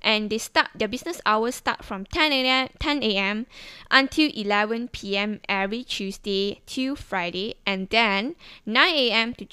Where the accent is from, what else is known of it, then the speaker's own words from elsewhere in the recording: Sabah, Malaysia; moved away; back in my hometown, which is Sabah